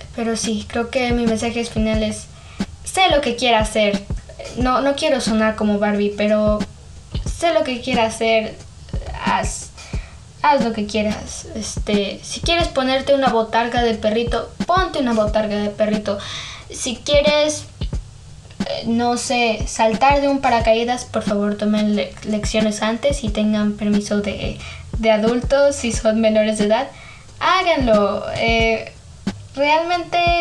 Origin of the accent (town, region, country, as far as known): Mexico